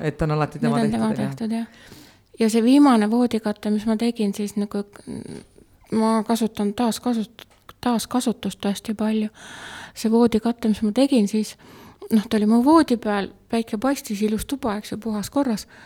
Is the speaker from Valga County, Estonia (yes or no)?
no; Pärnu County, Estonia; also born or lived in Tartu; now in Puka, Estonia; Äh, ma olen sündinud Pärnumaal.